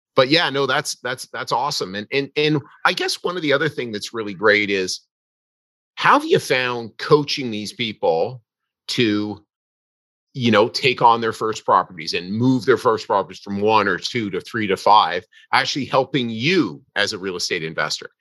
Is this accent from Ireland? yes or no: no; Canada; I'm a Canadian.